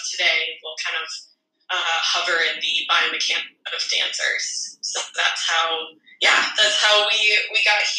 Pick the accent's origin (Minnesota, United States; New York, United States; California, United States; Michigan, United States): Minnesota, United States; accent: Canadian; moved away as an adult; also born or lived in Wisconsin / North Carolina; now in Australia; I'm from Minnesota in the U.S. originally